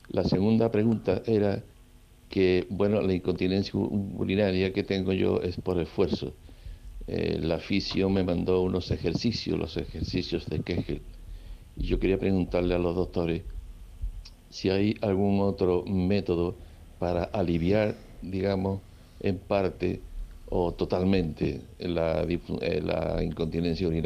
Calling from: Seville, Andalusia, Spain; Buenas tardes, Enrique. … de Sevilla

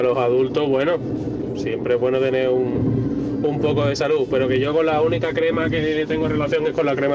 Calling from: Sanlúcar de Barrameda, Andalusia, Spain; Hola, buenos días, equipo. … de Lucas de Barrameda.

